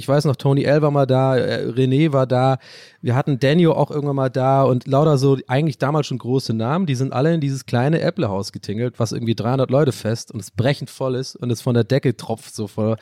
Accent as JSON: {"language": "German", "country": "Ireland", "tie": "born or raised there", "first_language": "English", "second_language": "German", "moved": "yes", "said": "ich bin da sogar englischsprachig aufgewachsen, ich bin ein gebürtiger Ire"}